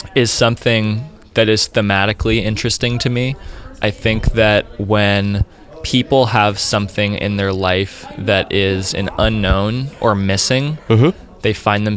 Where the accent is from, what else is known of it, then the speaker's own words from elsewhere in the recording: Annapolis, Maryland, United States; now in Vancouver, Canada; where I grew up in Annapolis, Maryland